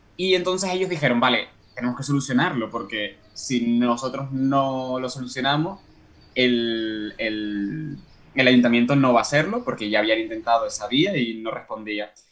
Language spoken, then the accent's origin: Spanish; Canary Islands, Spain; moved away as an adult; now in Ireland; yo soy canario, pero estoy trabajando ahora en Irlanda como parte de mi tesis doctoral